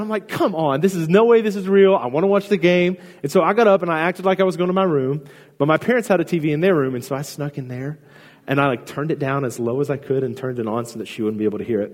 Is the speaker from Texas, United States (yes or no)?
yes; Houston, Texas, United States; I grew up in Houston, and I'm a huge Houston Astros fan.